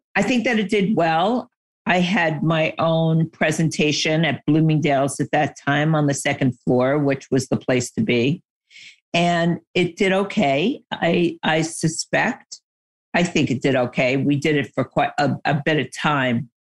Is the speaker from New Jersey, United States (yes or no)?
no; New York, United States; I grew up in New York, and my dad was in the fashion industry